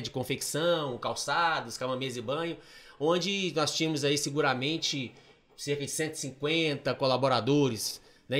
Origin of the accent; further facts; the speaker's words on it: Manhumirim, Minas Gerais, Brazil; moved away; na região lá de Manhumirim, que é minha terra natal